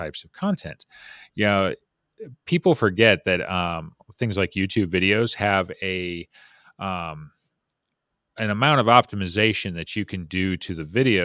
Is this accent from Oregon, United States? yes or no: no; Las Vegas, Nevada, United States; moved away; I grew up in Las Vegas.